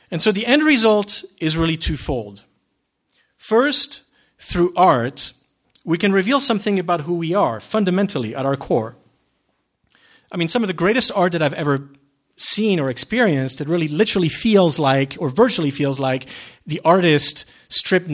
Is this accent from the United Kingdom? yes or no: no; Geneva, Switzerland; moved away; I was born and raised in Switzerland, in Geneva